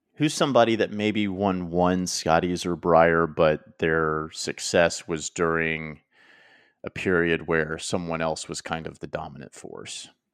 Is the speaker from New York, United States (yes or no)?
no; Oklahoma, United States; growing up in Oklahoma